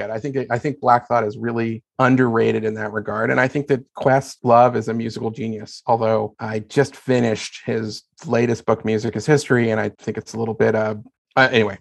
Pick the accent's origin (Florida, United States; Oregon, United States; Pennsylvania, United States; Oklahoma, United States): Pennsylvania, United States; Philadelphia; Philadelphia, my hometown